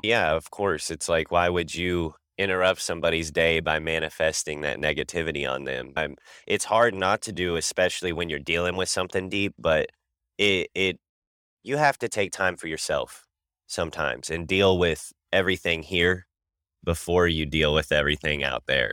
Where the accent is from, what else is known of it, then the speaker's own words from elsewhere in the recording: Kansas City, Missouri, United States; I'm from Kansas City, Missouri